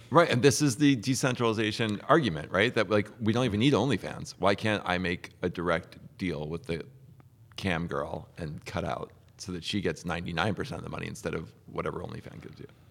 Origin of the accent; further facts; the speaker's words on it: New Jersey, United States; I'm from New Jersey